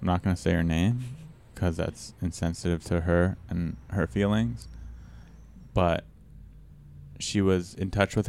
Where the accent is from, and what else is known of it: San Diego, California, United States; born or raised there